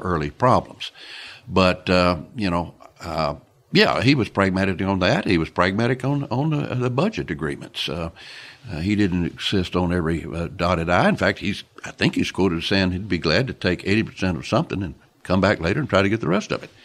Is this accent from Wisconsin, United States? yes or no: no; Pascagoula, Mississippi, United States; my hometown of Pascagoula, Mississippi